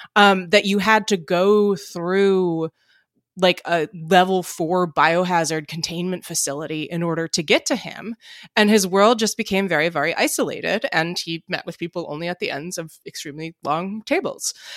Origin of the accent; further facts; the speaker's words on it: Princeton, New Jersey, United States; my hometown of Princeton, New Jersey